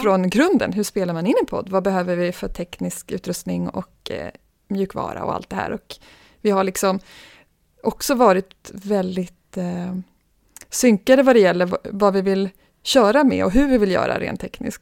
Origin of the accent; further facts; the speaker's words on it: Stockholm, Stockholm County, Sweden; Född och uppvuxen i Stockholm.